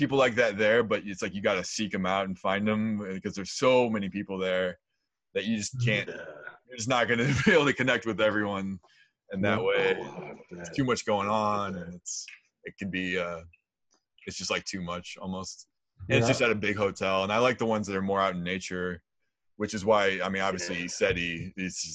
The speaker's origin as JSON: {"language": "English", "town": "St. Louis", "region": "Missouri", "country": "United States", "moved": "yes", "said": "I'm from St. Louis. I'm moving back in a couple months"}